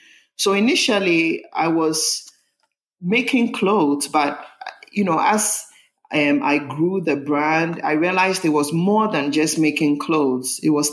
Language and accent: English; Ghana; born there; Well, I was born in Ghana. … And I grew up in a family of, I had three brothers, a family of six.